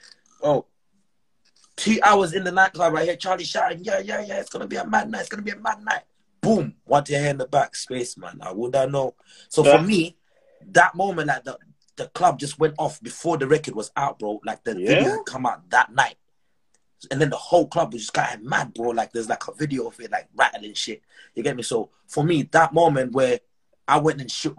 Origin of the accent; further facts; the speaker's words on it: Zimbabwe; also born or lived in Malawi; now in Edinburgh, United Kingdom; Growing up in Zim